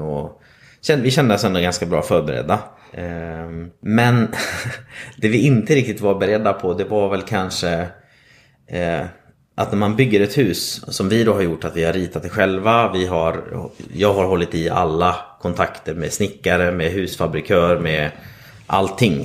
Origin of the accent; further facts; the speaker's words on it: Vilhelmina, Västerbotten County, Sweden; moved away as an adult; also born or lived in Stockholm; now in Gothenburg, Sweden; kommer ursprungligen uppifrån Lappland, eh, Vilhelmina, södra Lappland